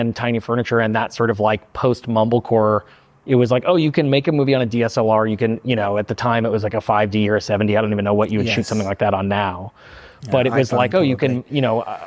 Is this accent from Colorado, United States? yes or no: no; Santa Monica, California, United States; I was very lucky to grow up in Santa Monica